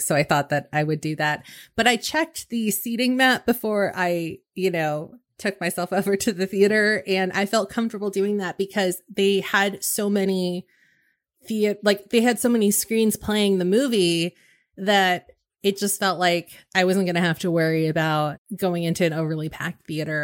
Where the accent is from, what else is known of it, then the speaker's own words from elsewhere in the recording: West Coast, United States; I grew up on the West Coast, and so we were three hours behind